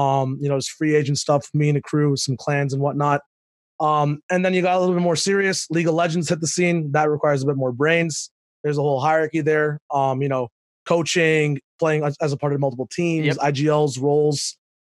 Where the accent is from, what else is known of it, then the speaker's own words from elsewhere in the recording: Dubai, United Arab Emirates; also born or lived in Pakistan; Yeah, so I was born in Pakistan, but then my parents, you know, business opportunities, and, you know, you can't spell business without Dubai in the middle. So that's where we moved to.